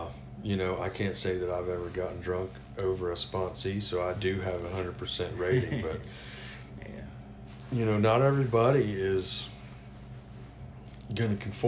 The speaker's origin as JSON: {"language": "English", "region": "the South", "country": "United States", "said": "since it's New Year's Day and I'm a Southerner"}